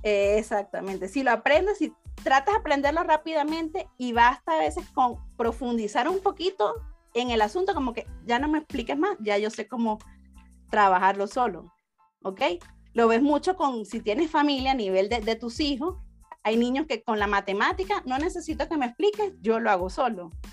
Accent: Venezuela; moved away as an adult; now in Guatemala; yo soy de Venezuela, tengo seis años aquí en Guatemala

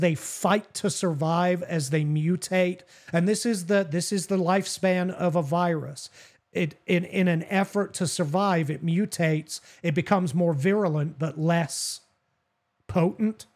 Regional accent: England, United Kingdom; I'm an Anglo-Saxon, well, literally an Anglo-Saxon white man, born and raised in England.

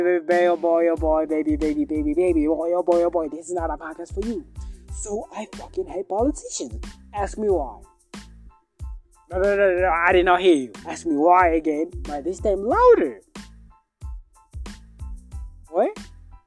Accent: Kenya; I'm from Kenya, by the way. And Kenya is in East Africa

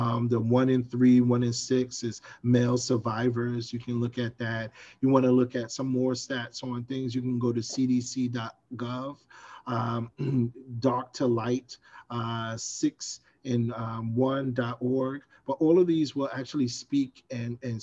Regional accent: New York City, New York, United States; I grew up in Brownsville, Brooklyn, New York

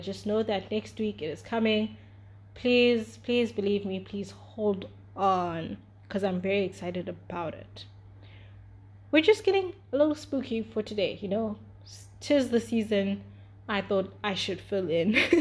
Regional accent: South Africa; I'm also from South Africa. Like, I was literally born five years after our apartheid ended officially

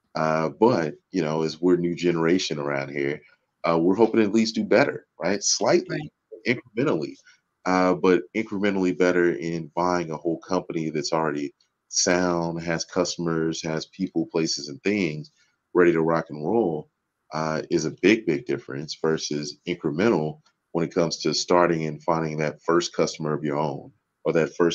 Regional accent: Houston, Texas, United States; also born or lived in Dallas; now in Arlington, United States; I'm actually a native Texan. I grew up in Houston and live here in Dallas these days, in Arlington more specifically

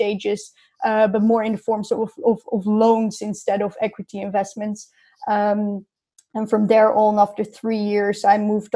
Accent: north of Amsterdam, North Holland, Netherlands; moved away as an adult; also born or lived in Rotterdam / London; I grew up in the Netherlands, north of Amsterdam, 30 kilometers north of Amsterdam

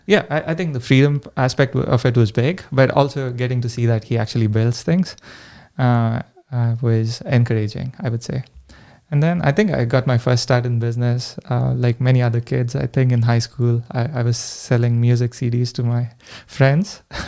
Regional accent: India; moved away as an adult; now in United States; I grew up in India

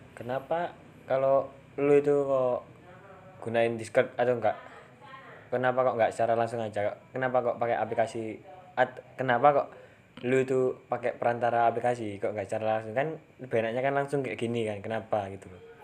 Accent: Java, Indonesia; Kene kan wong Jawa ku yo usaha gawe ngomong Indonesia

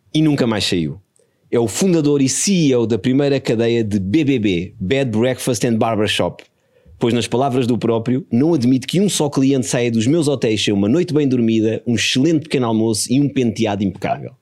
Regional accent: Porto Brandão, Setúbal, Portugal; eu fui criado ali em pequeno no Porto Brandão, a minha família é de Porto Brandão

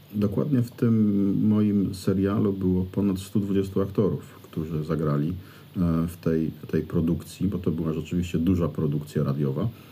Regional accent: Greater Poland, Poland; Wielkopolska to jest przecież teren, na którym się wychowałem, na którym żyję

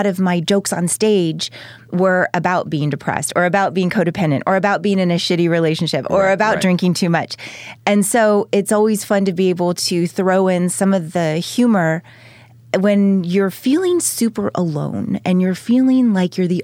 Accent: Texas, United States; born or raised there; moved away as an adult; also born or lived in Ventura, California / Denton, Texas / Fort Worth / Dallas; now in Los Angeles, United States

